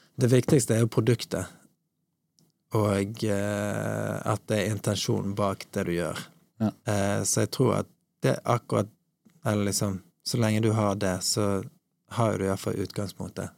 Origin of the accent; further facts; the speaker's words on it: Bergen, Vestland, Norway; now in Oslo, Norway; Åsane, der, der jeg vokste opp